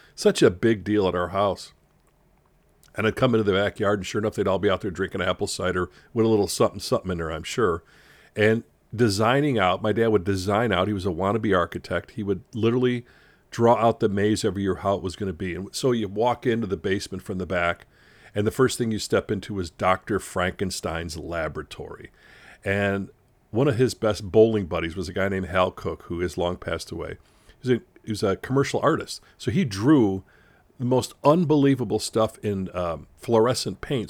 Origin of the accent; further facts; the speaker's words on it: Chicago, Illinois, United States; I grew up in Chicago